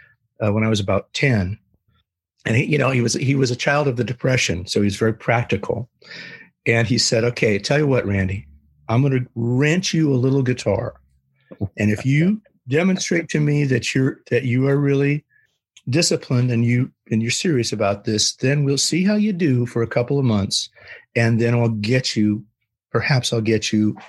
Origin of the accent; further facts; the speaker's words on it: San Jose, California, United States; I was a restless lad in the sleepy suburbs of San Jose, Northern California